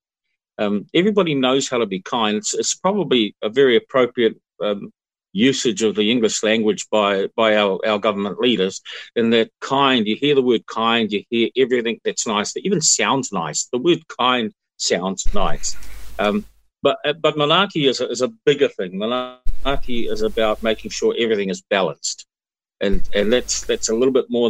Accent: Hawke's Bay, New Zealand; I grew up in Hawke's Bay when our families used to go and camp alongside the orchards

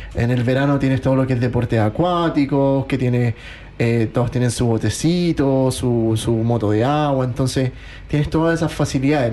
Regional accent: Chile; moved away as an adult; also born or lived in Queenstown, New Zealand; now in Christchurch, New Zealand; nosotros somos de Chile

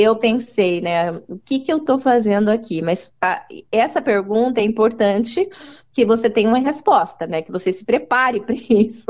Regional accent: Maringá, Paraná, Brazil; moved away as an adult; now in New Zealand; Eu nasci em Maringá, no uhum. estado do Paraná

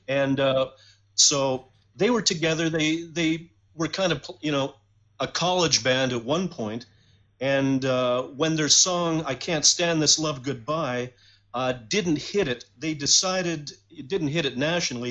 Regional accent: Detroit, Michigan, United States; now in London, Canada; I was raised in Detroit. I was actually born in Detroit in 1960

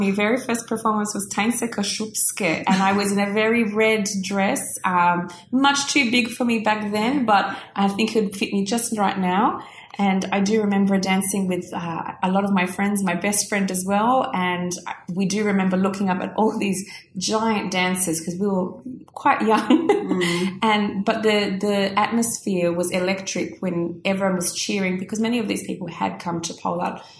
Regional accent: Australia; you can hear I'm very Aussie again. Very Aussie again.

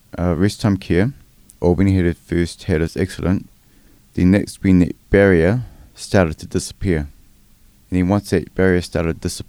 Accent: Wellington, New Zealand; moved away as an adult; also born or lived in Porirua; now in Christchurch, New Zealand; I'm a Wellingtonian. So I grew up in Wellington. I lived there till I was about 37. And then I moved down to Christchurch.

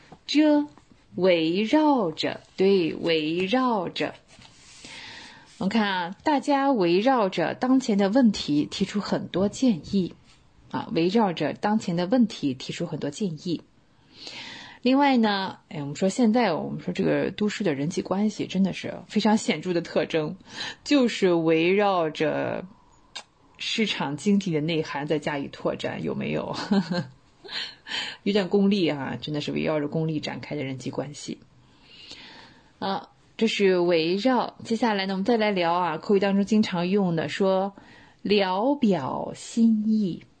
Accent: China; 看看我们中国人想看看自己东西，还要跑到海外去，唉，一言难尽啊。

